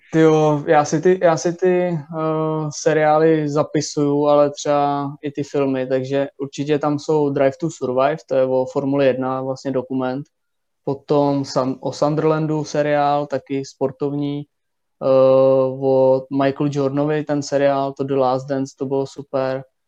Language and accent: Czech; Mladá Boleslav, Central Bohemian Region, Czechia; když jsem byl malý tady v Boleslavi